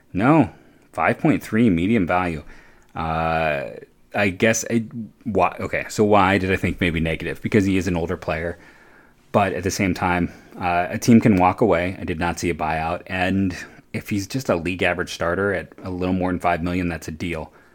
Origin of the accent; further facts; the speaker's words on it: Akron, Ohio, United States; I'm from Akron myself